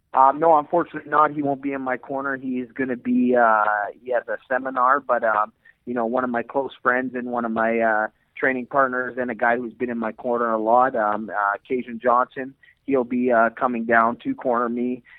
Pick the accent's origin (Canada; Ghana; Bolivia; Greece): Canada; Edmonton, Alberta; I'm born and raised in Edmonton, Alberta, Canada